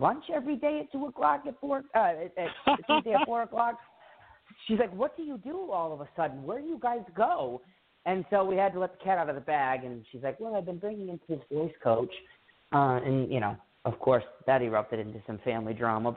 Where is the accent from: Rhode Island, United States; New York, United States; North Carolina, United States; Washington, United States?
Rhode Island, United States; I grew up in Rhode Island, 30 minutes south of the capital, which is Providence